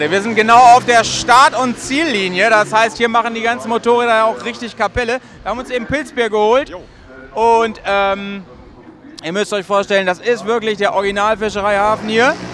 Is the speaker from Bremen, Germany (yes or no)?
yes; Bremen, Germany; Ja, also wir sind, äh, na gut, wir sind aus Bremen. Wir sind aus Bremen ja relativ schnell die da gewesen.